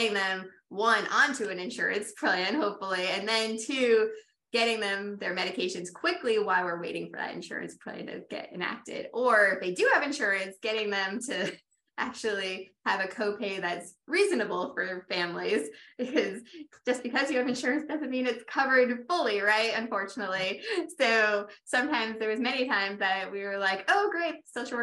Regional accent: Rhode Island, United States; also born or lived in Tampa area, Florida; now in Tampa, United States; I'm from Rhode Island originally

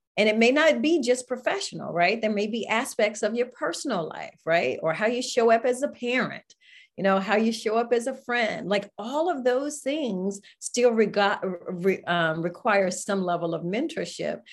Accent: Greensboro, North Carolina, United States; Greensboro, North Carolina

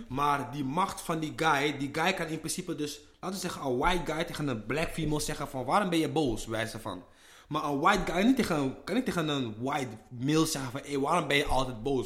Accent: Amsterdam, North Holland, Netherlands; ik ben een Ghanese jongen uit de Belmer

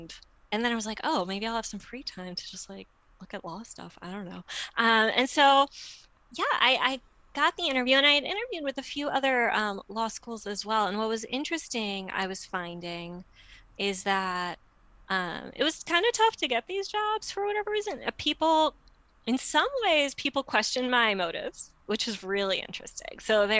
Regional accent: Midwest, United States; I'm apparently a Midwesterner, who knew, although my husband calls me a coastie

